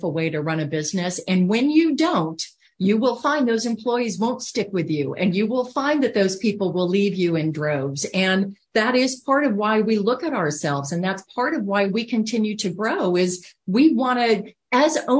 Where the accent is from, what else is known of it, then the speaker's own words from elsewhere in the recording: Iowa, United States; moved away as an adult; also born or lived in Hong Kong; being from Iowa, right? I'm from the Midwest